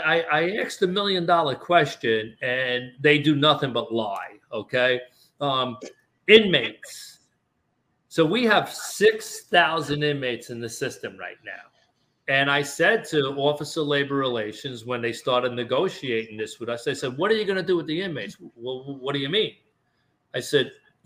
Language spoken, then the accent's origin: English; New York City, New York, United States; I grew up in Brooklyn